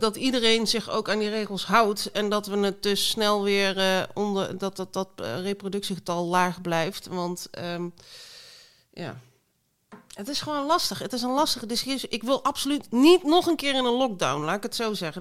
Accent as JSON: {"language": "Dutch", "country": "Belgium", "tie": "born or raised there", "moved": "yes"}